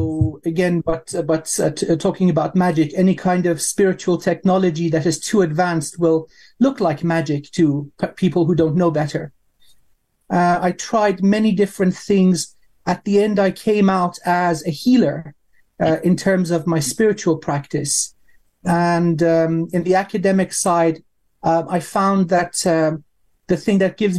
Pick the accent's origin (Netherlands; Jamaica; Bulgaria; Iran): Iran; moved away; I was born in Iran